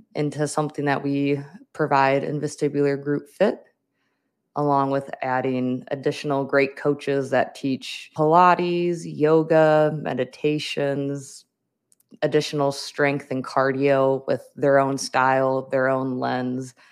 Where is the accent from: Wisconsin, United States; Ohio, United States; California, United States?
Wisconsin, United States; moved away as an adult; now in Minnesota, United States; I grew up in Wisconsin, I went to school in Wisconsin, but now I am in Minnesota.